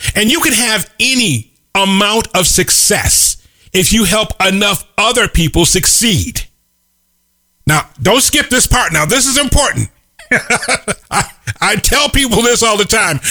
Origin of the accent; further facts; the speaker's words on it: Chicago, Illinois, United States; The little corner grocery store where I grew up in Chicago is now a dry cleaner's